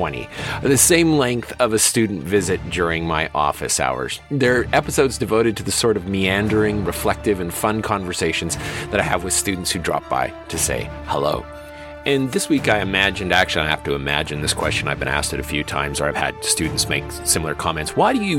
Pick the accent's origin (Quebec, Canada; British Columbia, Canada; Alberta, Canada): Alberta, Canada; Medicine Hat; my hometown is largely conservative. It remains largely conservative in terms of its voting tendencies. And it's not a secret. It's called Medicine Hat. It's a very conservative little corner here in Alberta.